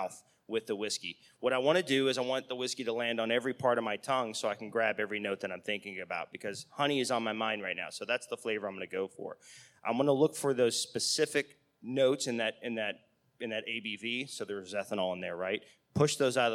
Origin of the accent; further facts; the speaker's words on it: United States; we're Americans